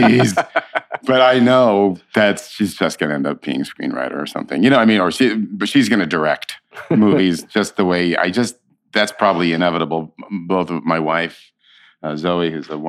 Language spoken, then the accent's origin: English; San Francisco, California, United States; also born or lived in Berkeley; I grew up in San Francisco